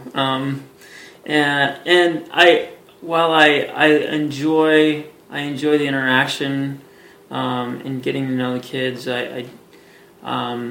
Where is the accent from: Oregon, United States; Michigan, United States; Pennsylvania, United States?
Oregon, United States; Hillsboro; moved away as an adult; also born or lived in Portland, Oregon; now in Colorado Springs, United States; I grew up in Hillsboro, Oregon, and went to high school out there.